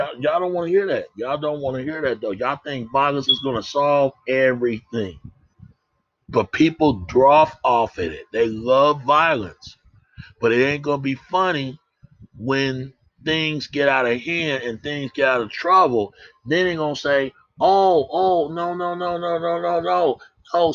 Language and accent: English; Dallas, Texas, United States; I come from Oak Cliff. I was raised in Holland Hills